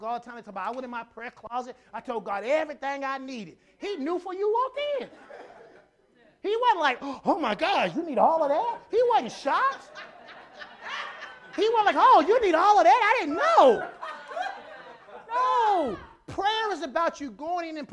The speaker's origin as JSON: {"language": "English", "town": "Conway", "country": "United States", "tie": "born or raised there", "said": "I grew up in Conway"}